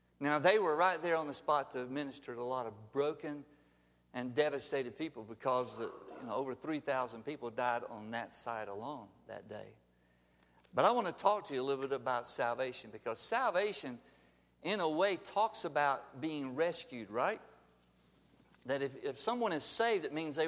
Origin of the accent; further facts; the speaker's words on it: Alabama, United States; we're here from Alabama.